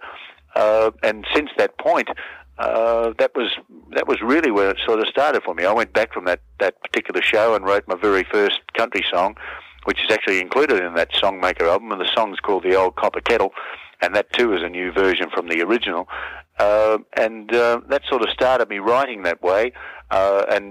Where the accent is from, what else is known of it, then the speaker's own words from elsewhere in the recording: Melbourne, Victoria, Australia; born and raised in Fitzroy in Melbourne